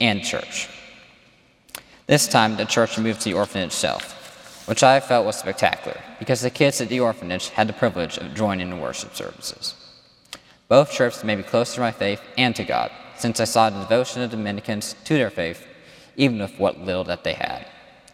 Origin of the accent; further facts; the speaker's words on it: Washington, District of Columbia, United States; also born or lived in Dallas, Texas; lived there for 4 years before moving to D.C.